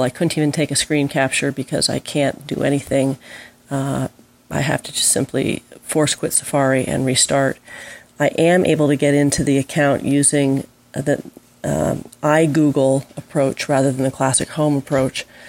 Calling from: Carmel, California, United States; I'm calling from Carmel, California.

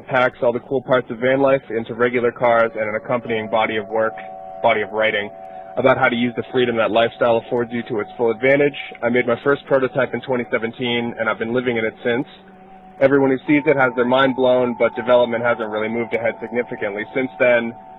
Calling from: London, Ontario, Canada; I'm calling from London, Ontario.

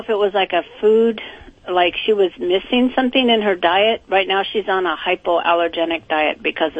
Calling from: Bellflower, California, United States; I'm calling from Bellflower, California.

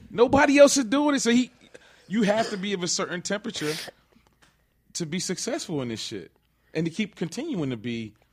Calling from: Minneapolis, Minnesota, United States; I'm calling from Minneapolis, Minnesota.

